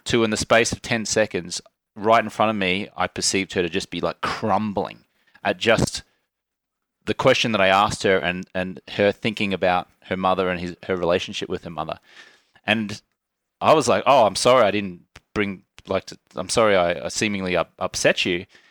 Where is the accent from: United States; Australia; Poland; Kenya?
Australia; accent: Australian; moved away; also born or lived in Ubud, Bali; I was born in Australia, I was raised an Australian citizen, and it was only recently I became a naturalized U S citizen.